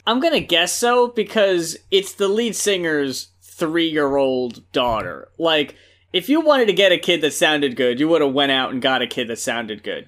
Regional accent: New Jersey, United States; when I was growing up in Jersey

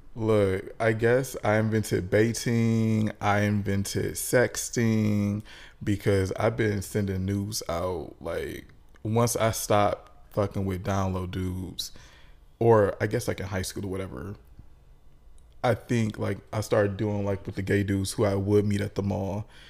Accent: Detroit, Michigan, United States; we are both from Detroit. We both went to high school together

